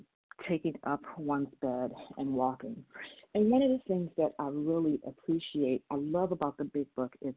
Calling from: Maryland, United States; I'm calling from Maryland.

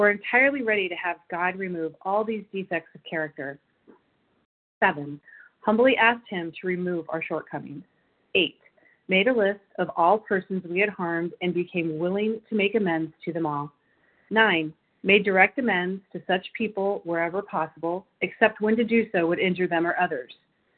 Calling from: Illinois, United States; I'm calling in from Illinois.

